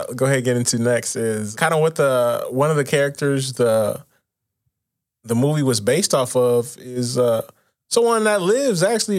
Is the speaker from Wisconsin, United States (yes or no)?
yes; Milwaukee, Wisconsin, United States; I'm from Milwaukee